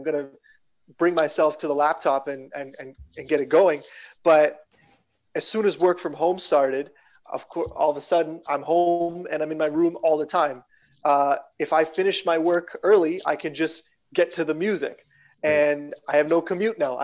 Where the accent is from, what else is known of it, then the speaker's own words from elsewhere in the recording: Regina, Saskatchewan, Canada; moved away as an adult; also born or lived in London, Ontario / Toronto; Born and raised in Regina, Saskatchewan